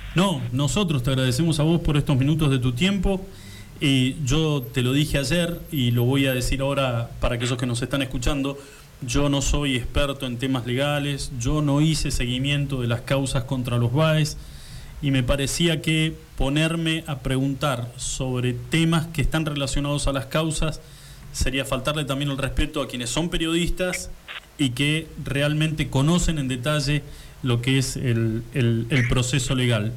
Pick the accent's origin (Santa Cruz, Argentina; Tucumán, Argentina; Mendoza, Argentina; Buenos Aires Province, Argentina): Santa Cruz, Argentina; Río Gallegos